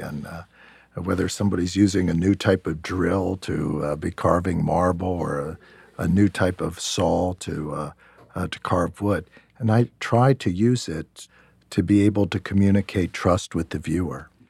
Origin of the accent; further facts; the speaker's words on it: York, Pennsylvania, United States; I grew up in York, Pennsylvania